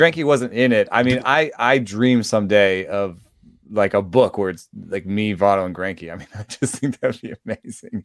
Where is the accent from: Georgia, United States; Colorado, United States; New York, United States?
Georgia, United States; Atlanta; I grew up in Atlanta, uh, for the large part